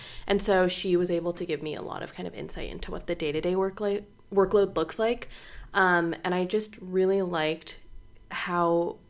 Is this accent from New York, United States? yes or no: no; Orlando, Florida, United States; also born or lived in Bangor, Maine; Originally, I'm from Orlando, Florida, but I grew up a little bit in Bangor, Maine as well.